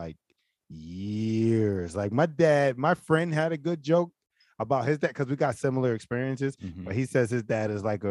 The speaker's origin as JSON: {"language": "English", "town": "Philadelphia", "region": "Pennsylvania", "country": "United States", "tie": "born or raised there", "said": "Growing up in Philly"}